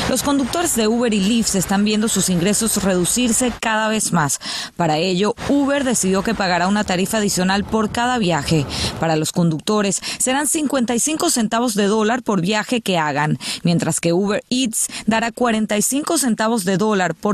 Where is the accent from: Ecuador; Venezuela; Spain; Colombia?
Venezuela; pues yo soy venezolana, estoy casada con, con él que es cubano